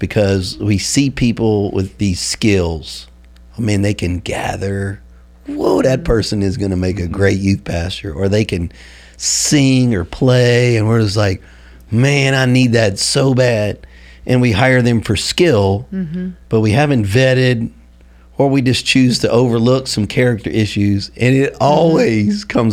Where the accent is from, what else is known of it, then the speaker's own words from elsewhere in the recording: Louisiana, United States; moved away; I'm from Louisiana